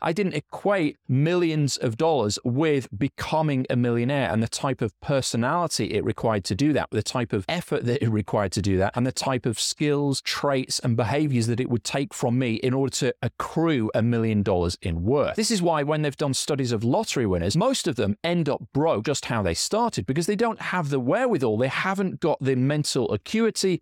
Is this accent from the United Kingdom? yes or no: yes; Yorkshire and the Humber, United Kingdom; now in Scotland, United Kingdom; I'm from Yorkshire in England